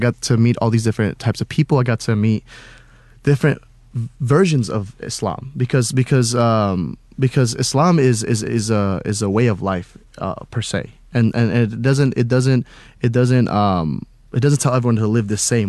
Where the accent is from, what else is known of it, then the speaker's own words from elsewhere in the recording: Houston, Texas, United States; also born or lived in Cimahi, Indonesia; Traveled all over, but never having like a home anywhere else other than in Texas, specifically Houston